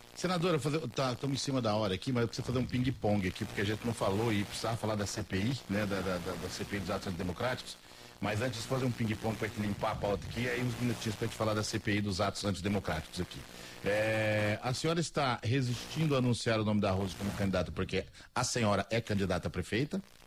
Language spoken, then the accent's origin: Portuguese; Mato Grosso do Sul, Brazil; eu sou daqui do Mato Grosso do Sul